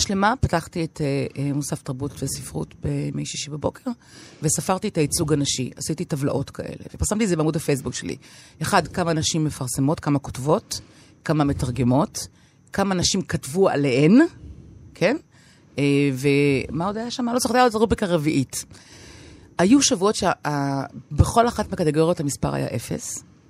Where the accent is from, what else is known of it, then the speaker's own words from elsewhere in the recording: Tel Aviv, Tel Aviv District, Israel; moved away as an adult; also born or lived in Paris, France; נולדתי בתל אביב, גדלתי בתל אביב